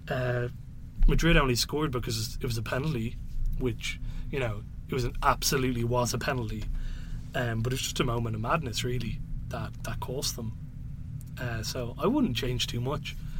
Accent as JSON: {"language": "English", "country": "Ireland", "said": "I'm Irish"}